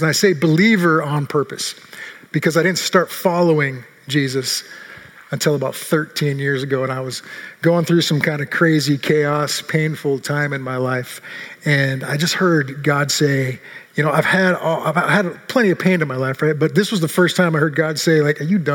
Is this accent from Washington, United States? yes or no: yes; Seattle, Washington, United States; now in Redmond, United States; I grew up in Seattle since 1967